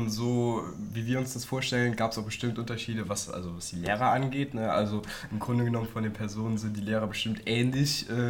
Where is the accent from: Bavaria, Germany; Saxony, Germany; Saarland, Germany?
Saarland, Germany; Haustadt; äh, bin 15 Jahre alt, äh, besuche die 9. Klasse des peter wuß gymnasiums in Merzig und ich komme aus Haustadt, hier im wunderschönen Saarland.